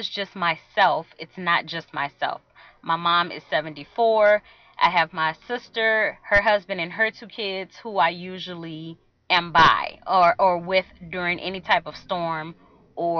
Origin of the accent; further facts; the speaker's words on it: outskirts of New Orleans, Louisiana, United States; I am from Louisiana. I'm from a place that's on the outskirts of New Orleans